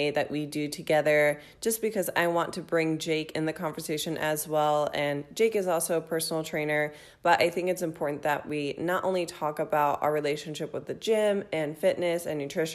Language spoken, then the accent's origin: English; Midwest, United States; moved away; we're both from the Midwest